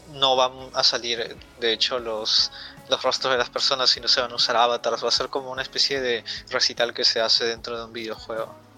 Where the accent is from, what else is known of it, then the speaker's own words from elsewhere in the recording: Peru; soy un poeta de Perú